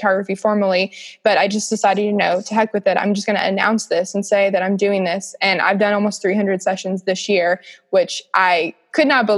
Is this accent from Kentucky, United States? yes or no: yes; Kentucky, United States; I was from Kentucky